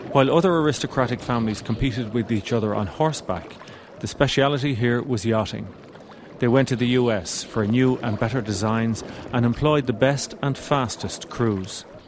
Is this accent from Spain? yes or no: no; Ireland; we're Irish